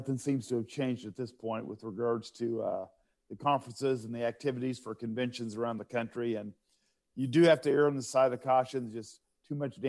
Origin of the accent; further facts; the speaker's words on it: Kansas area, United States; moved away; I came from the Kansas area